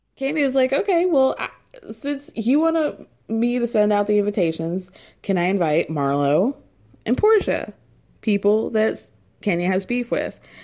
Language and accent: English; Georgia, United States; I grew up in Georgia.